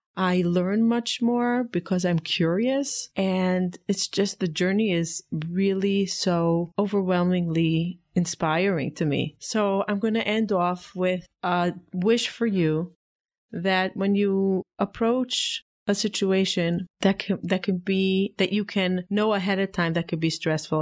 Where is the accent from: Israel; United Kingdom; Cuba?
Israel; now in United States; I grew up in Israel